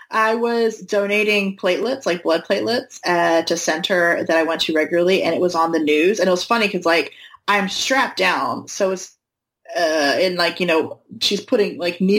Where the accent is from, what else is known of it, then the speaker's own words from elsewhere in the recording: North Carolina, United States; Oh my god, I'm from North